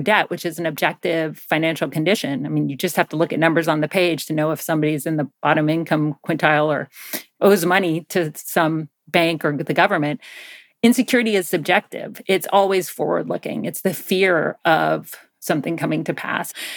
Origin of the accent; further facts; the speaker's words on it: Athens, Georgia, United States; I grew up in Georgia, in Athens, Georgia